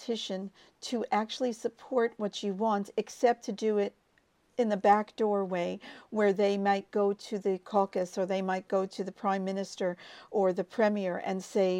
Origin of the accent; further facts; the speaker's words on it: United States; moved away as an adult; I'm from the United States, obviously, and I lived there until I was 30